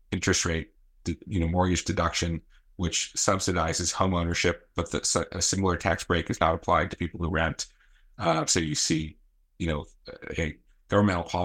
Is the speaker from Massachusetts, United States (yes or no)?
yes; Newton, Massachusetts, United States; also born or lived in Boston / Needham; I grew up in Newton and live in Needham, so uh, I enjoy living in a lower density area